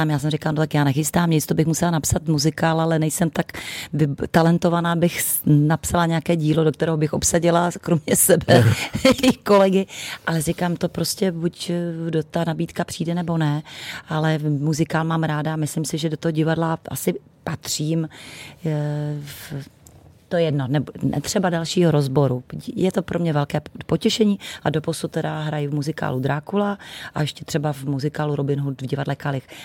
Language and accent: Czech; Přerov, Olomouc Region, Czechia; moved away; also born or lived in Zlín; Já jsem Moravanda, narozena Mor- ve Zlíně, ale celý, celé dětství a mládí jsem prožila v Přerově, kde mi žijí, do, zaplať pambu vsud ještě rodiče.